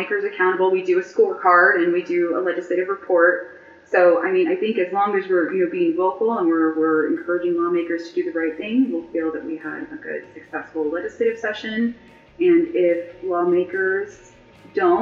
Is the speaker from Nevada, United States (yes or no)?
yes; Las Vegas, Nevada, United States; now in Reno, United States; I was born and raised in Las Vegas. I graduated from El Dorado High School, but I've lived in Reno for 11 years